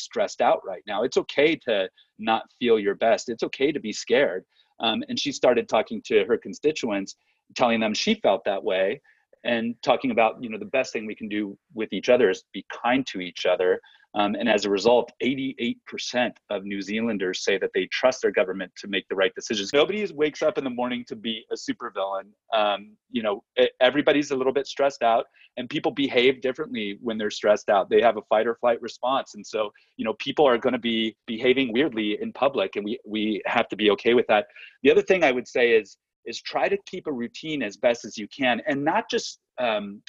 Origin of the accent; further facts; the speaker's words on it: Southern California, United States; I'm from Southern California